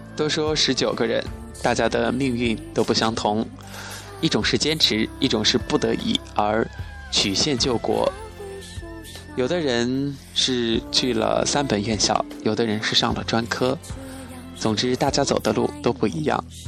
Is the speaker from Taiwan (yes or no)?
no; Chongqing, China; moved away as an adult; now in Wuhan, China; 我也是重庆人